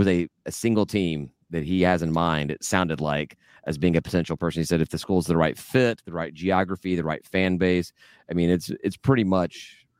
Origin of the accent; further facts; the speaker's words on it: Georgia, United States; maybe it's just me growing up in Georgia that I don't have any interest in really any of the teams west of Alabama.